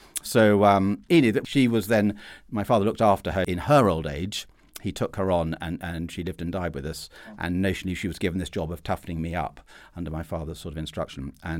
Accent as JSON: {"language": "English", "town": "Perth", "region": "Scotland", "country": "United Kingdom", "tie": "born there", "said": "I was born in Perth in Scotland, where I can assure listeners it is considerably colder than where Peter was toughened up in southern England."}